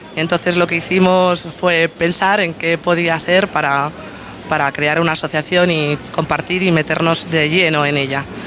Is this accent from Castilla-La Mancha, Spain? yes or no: yes; Toledo, Castilla-La Mancha, Spain; moved away as an adult; now in Lugo, Spain; yo no soy de aquí, soy de Toledo. Eh, vine a esta ciudad por amor